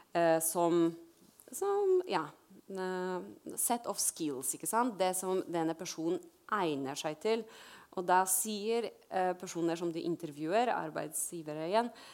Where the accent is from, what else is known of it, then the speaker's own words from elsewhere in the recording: Poland; Norwegian is a second language; now in Norway; jeg er fra Polen